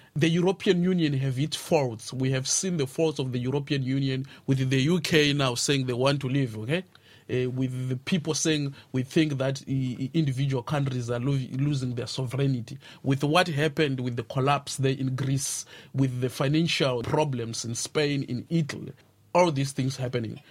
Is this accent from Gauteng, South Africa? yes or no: yes; Pretoria, Gauteng, South Africa; moved away as an adult; now in Ireland; I'm from Africa. I'm from Pretoria. I'm from South Africa.